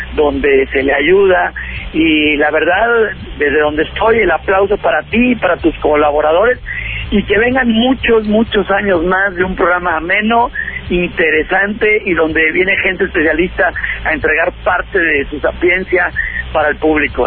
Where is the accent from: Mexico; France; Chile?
Mexico; Monterrey, Nuevo León; acá en Monterrey, acá en mi tierra.